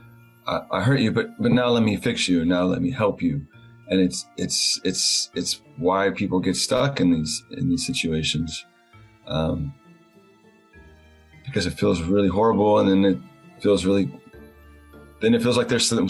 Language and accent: English; the South, United States; I grew up in the South